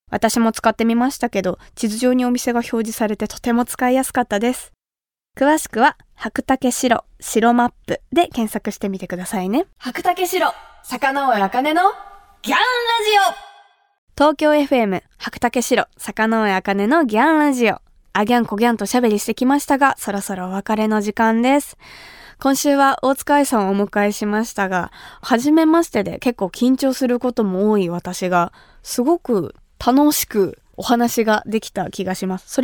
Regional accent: Kumamoto, Japan; moved away; 私が生まれ育った熊本

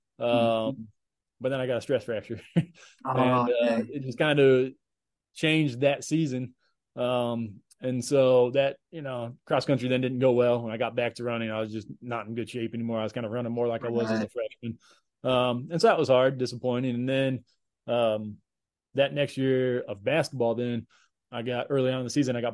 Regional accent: Woodbridge, Virginia, United States; moved away as an adult; also born or lived in Johnson City, Tennessee / Kansas; moved to Northern Virginia. So Woodbridge, just about 40 miles south of DC in the Woodbridge, Manassas area. So that's where I grew up, and I lived there until I went to college in Kansas

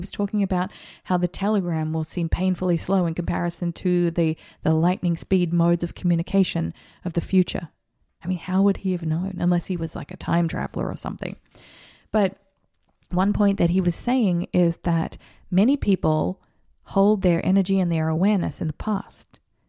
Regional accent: Australia; And I saw this happen as an Australian, when I was an Australian, during the times of the election

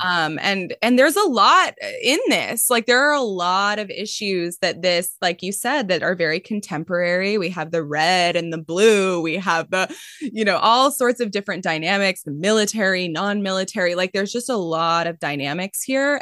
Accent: Mountain View, California, United States; I grew up in Mountain View

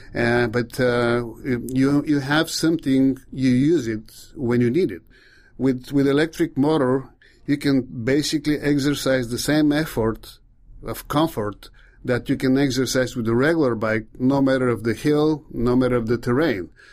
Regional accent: Bulgaria; English is a second language; moved away; I'm from Bulgaria

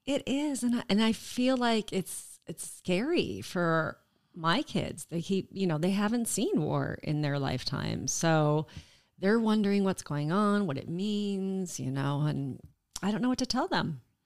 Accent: Colorado, United States; moved away as an adult; also born or lived in Lancaster, Pennsylvania / Houston, Texas; now in Oshkosh, United States; I was raised in Colorado, which is a beautiful state

